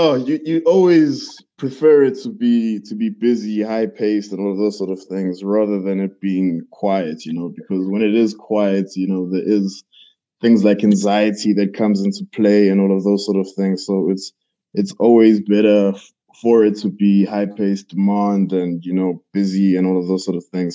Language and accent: English; Pietermaritzburg, KwaZulu-Natal, South Africa; moved away as an adult; now in Johannesburg, South Africa; I'm from Pietermaritzburg, a small town in KZN. I moved to Johannesburg, I believe, in 2017